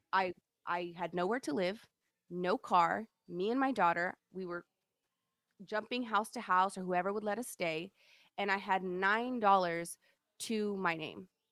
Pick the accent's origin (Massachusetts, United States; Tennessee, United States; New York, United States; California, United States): California, United States; Sacramento; also born or lived in Galt, California; I grew up in North Highlands, um, Sacramento, which is a really, like, ghetto, hood area